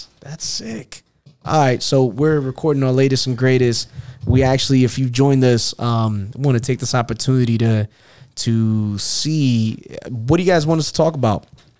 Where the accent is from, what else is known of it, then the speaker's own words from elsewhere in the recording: New York City, New York, United States; moved away; I'm originally from Queens, New York.